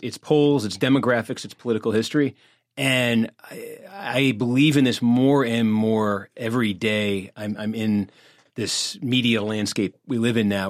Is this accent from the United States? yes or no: yes; Massachusetts, United States; I'm from Massachusetts